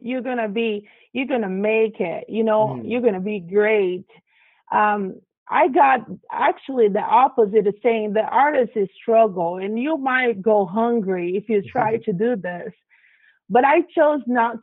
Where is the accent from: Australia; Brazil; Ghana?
Brazil; moved away; I grew up in Brazil and South America